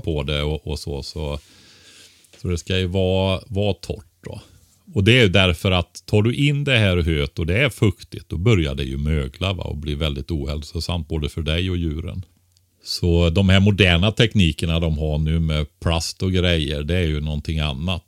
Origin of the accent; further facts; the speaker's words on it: Västergötland, Västra Götaland, Sweden; Västergötland där jag kommer från.